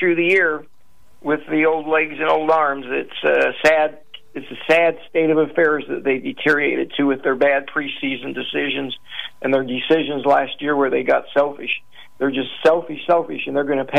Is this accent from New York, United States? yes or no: no; Houston, Texas, United States; I'm from Houston